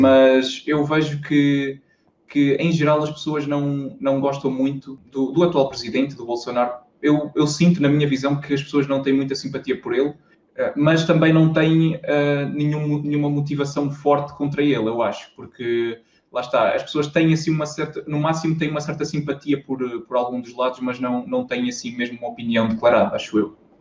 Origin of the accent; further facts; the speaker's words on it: Tarouca, Norte, Portugal; also born or lived in Aveiro; Eu sou, eu sou do, do interior aqui de Portugal, sou de uma cidadezinha pequena que chama-se Tarouca, que é no distrito de Viseu